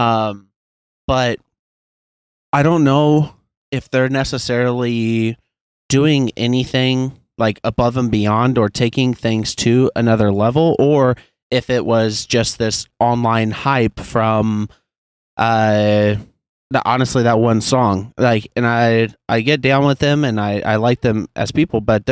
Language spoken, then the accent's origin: English; Kansas City, Missouri, United States; my hometown, Kansas City.